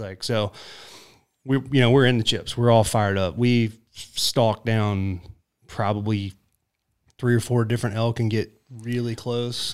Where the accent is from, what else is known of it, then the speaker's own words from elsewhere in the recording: South Jordan, Utah, United States; I grew up in South Jordan on a farm